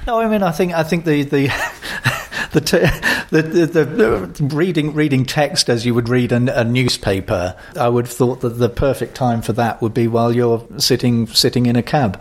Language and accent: English; London, United Kingdom; as a Londoner